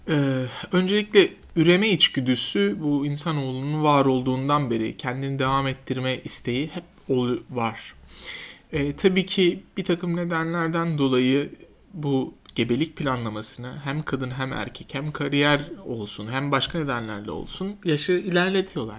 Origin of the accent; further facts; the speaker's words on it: Kayseri Province, Turkey; moved away as an adult; also born or lived in Ankara / Siirt; now in Istanbul, Turkey; Ben 78 e, yılında Kayseri doğumluyum. E, ilk orta ve lise eğitimimi e, Kayseri'de yaptım.